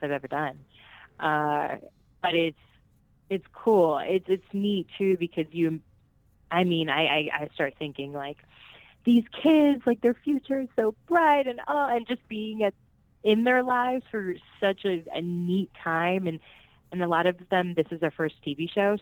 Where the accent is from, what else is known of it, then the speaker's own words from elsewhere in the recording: Orlando, Florida, United States; first language Spanish; English is a second language; also born or lived in Puerto Rico / Miami, Florida; I was born in Puerto Rico, um, and I was raised in Orlando, Florida